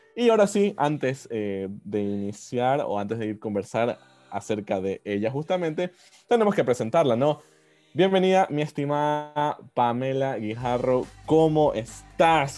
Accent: Ecuador; como ecuatorianos

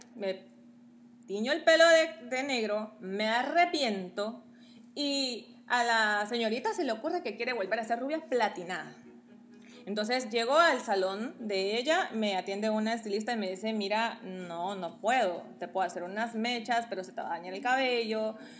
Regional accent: Guatemala City, Guatemala Department, Guatemala; moved away; soy guatemalteca, tengo 33 años

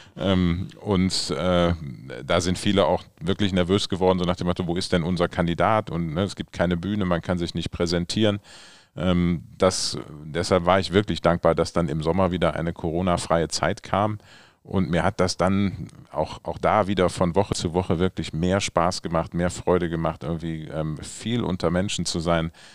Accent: Düsseldorf, North Rhine-Westphalia, Germany; ich komme ja aus Wersten

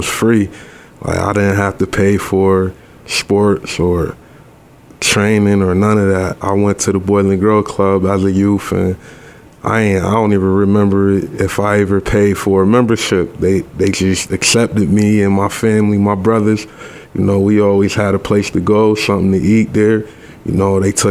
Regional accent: Rochester, New York, United States; I was born and raised here right in Rochester, New York. Grew up in the 19th Ward on the west side around the Thurston area

